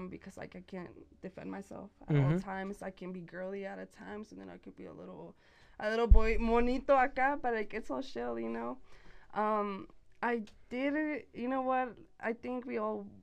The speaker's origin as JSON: {"language": "English", "town": "Santa Fe", "region": "New Mexico", "country": "United States", "tie": "born or raised there", "also_born_or_lived": "Las Cruces, New Mexico", "said": "I was born in Las Cruces, Nuevo Mexico, and then raised here in Santa Fe pretty much my whole entire life"}